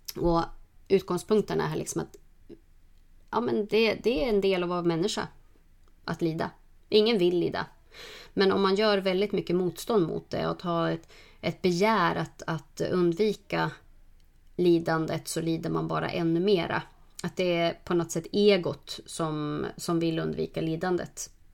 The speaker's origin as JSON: {"language": "Swedish", "region": "Norrland", "country": "Sweden", "said": "jag är från Norrland"}